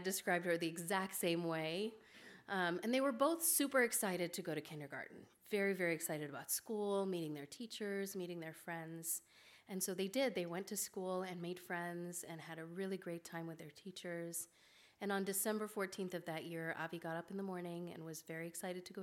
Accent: Kenya; now in Omaha, United States; My grandfather was shot when I was 14, growing up in Kenya

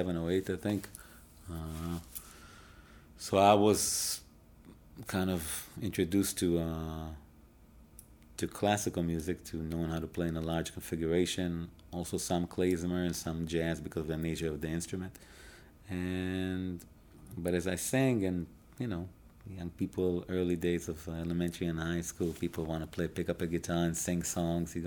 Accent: Israel; moved away as an adult; now in Chicago, United States; I was born and raised in Israel

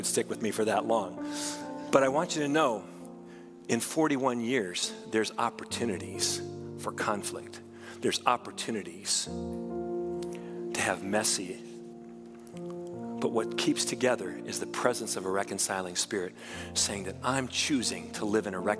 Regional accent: United States; We are Christians first who happen to also be Americans.

